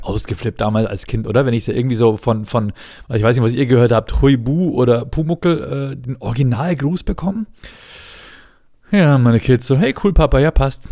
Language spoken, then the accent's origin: German; Ingolstadt, Bavaria, Germany; bei uns in Ingolstadt